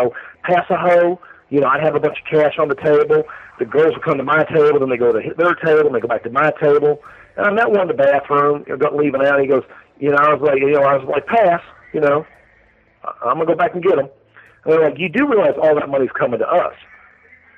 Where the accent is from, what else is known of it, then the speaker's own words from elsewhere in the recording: Arizona, United States; I'm from Arizona.